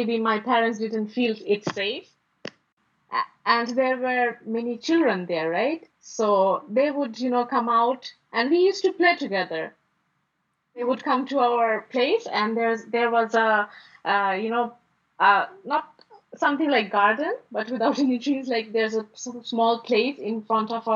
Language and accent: English; Dhaka, Dhaka Division, Bangladesh; I was born in Dhaka and I grew up here as well.